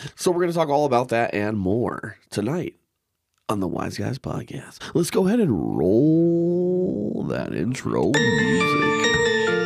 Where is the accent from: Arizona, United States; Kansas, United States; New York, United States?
Arizona, United States; now in Minnesota, United States; I grew up in Arizona